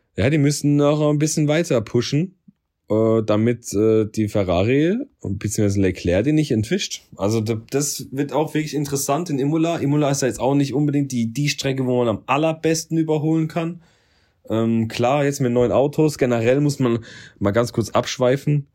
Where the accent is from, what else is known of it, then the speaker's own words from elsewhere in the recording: Germany; Ich bin Deutscher